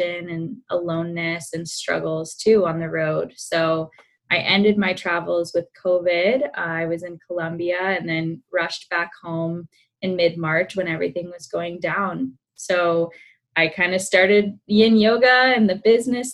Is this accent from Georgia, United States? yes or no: yes; Atlanta, Georgia, United States; I was born and raised in Atlanta, Georgia, did the typical track, stayed in state for college